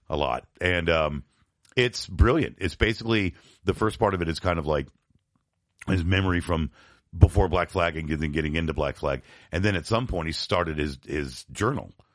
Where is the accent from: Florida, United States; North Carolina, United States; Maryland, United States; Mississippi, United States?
Florida, United States; Tampa; also born or lived in Binghamton, New York; I moved from Bingham to New York around eighty-four, eighty-five to Tampa, Florida